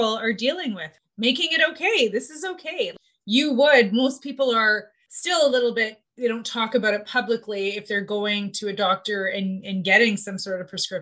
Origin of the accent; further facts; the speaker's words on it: Winnipeg, Manitoba, Canada; I grew up in Winnipeg and Manitoba, where I grew up. I grew up in the North End